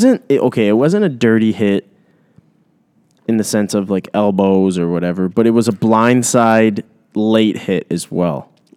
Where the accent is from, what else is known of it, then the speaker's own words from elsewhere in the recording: Toronto, Ontario, Canada; I'm from Toronto